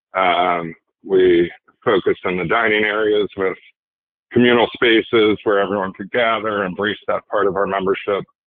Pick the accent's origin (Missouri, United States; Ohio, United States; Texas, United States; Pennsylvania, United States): Pennsylvania, United States; Philadelphia; was from the Philadelphia area